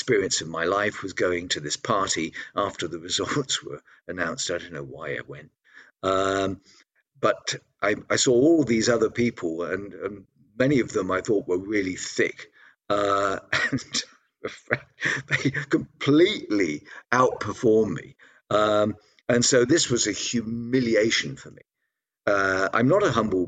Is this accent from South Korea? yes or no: no; United Kingdom; moved away as an adult; also born or lived in Southeast Asia / Australia / Canada / Austria; now in Salzburg, Austria; I was born in Britain vast numbers of years ago, I lived there until 1980